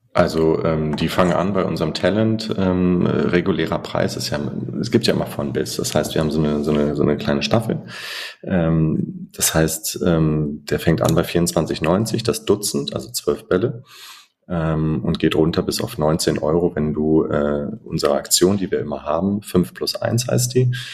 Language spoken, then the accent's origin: German; Germany; für uns als Deutsche